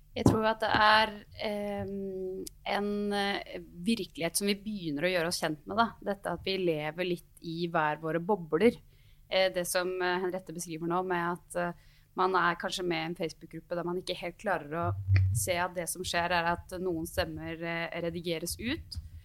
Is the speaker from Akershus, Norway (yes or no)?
no; Gjøvik, Innlandet, Norway; moved away as an adult; now in Oslo, Norway; jeg er eh, sosialdemokrat fra Gjøvik, 28 år, bodd i Oslo de siste ni